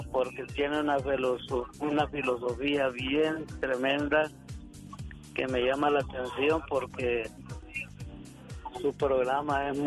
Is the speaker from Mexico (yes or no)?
no; Honduras; Este soy hondureño.